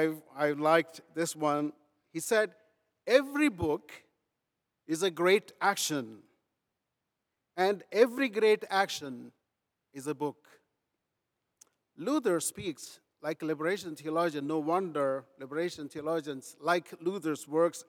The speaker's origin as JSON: {"language": "English", "town": "Rajahmundry", "region": "Andhra Pradesh", "country": "India", "tie": "born or raised there", "moved": "yes", "said": "I was born in India, in a rural India called Rajahmundry, miles away from Germany, but grew up learning first about this German thinker"}